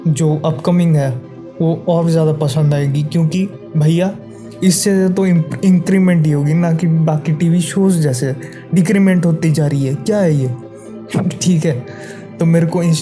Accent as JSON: {"language": "Hindi", "country": "India", "second_language": "Hindi", "said": "मैं एक बंगाली हूँ ठीक है शायद मेरी हिंदी इतनी अच्छी नहीं है बाकी लोगों से"}